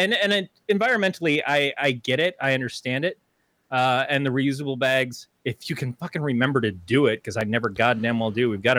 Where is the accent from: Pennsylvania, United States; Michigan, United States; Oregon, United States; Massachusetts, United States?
Oregon, United States; Well, I'm from Oregon.